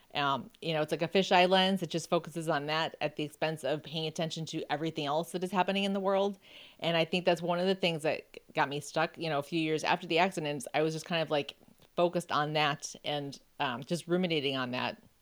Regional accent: Buffalo, New York, United States; I grew up in Buffalo

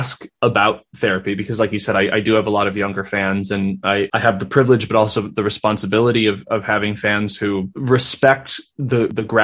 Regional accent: Minnesota, United States; I was raised in Minnesota

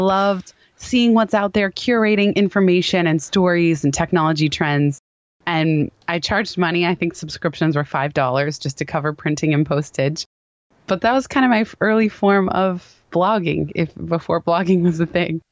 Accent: Palo Alto, California, United States; the company happened to be in my hometown of Palo Alto.

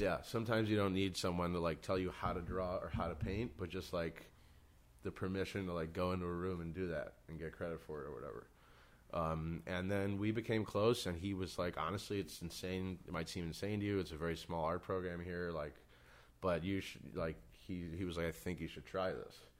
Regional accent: New York, United States; growing up in New York

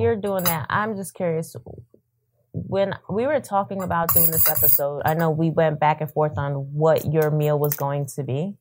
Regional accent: New York, United States; I am from New York

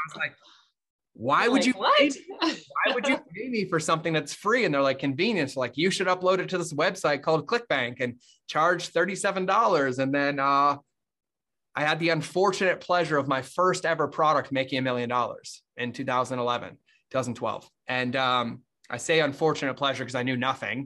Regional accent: Massachusetts, United States; moved away as an adult; I grew up in Massachusetts

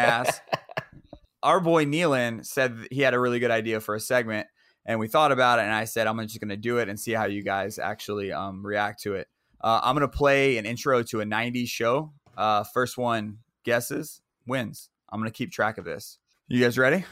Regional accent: Central Florida, United States; it was in Central Florida, so it is my hometown.

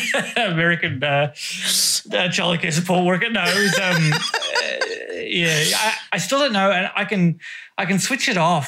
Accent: Australia; Yeah, I got a weird accent. What I say turn, it? Burn words, even yeah. though I am Australian. My brothers have it as well.

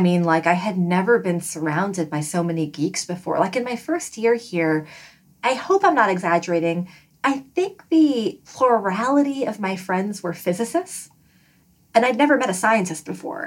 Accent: New York City, New York, United States; moved away as an adult; also born or lived in Washington, D.C.; now in Bay Area, United States; I grew up in Flushing, Queens specifically

